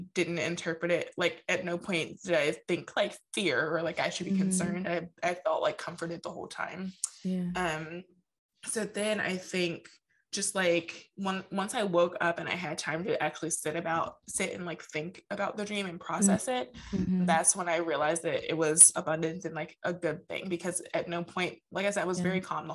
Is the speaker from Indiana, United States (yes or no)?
no; New Jersey, United States; we grew up in New Jersey and we lived, the end of our street was like, it like led into like a bay.